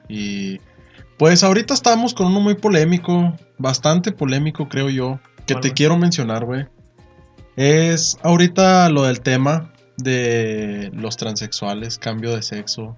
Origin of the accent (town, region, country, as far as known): Mexico